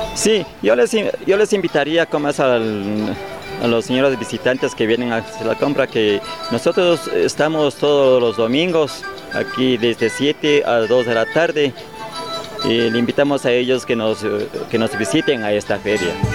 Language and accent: Spanish; Archidona, Napo, Ecuador; Yo vengo de la Amazonía, digamos, de, de, de Cantón Archidona. ¿Ya? Sí, de Parroquia San Pablo vengo de ahí